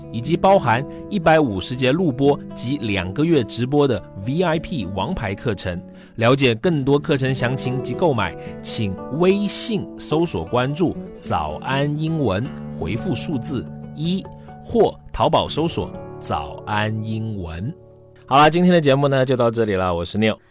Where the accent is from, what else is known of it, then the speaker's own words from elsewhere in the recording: Guilin, Guangxi, China; 其中就有一个我的家乡，在广西，广西的桂林